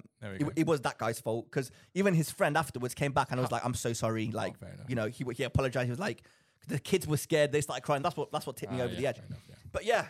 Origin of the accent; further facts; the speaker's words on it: Cyprus; we're speaking Greek. I'm from Cyprus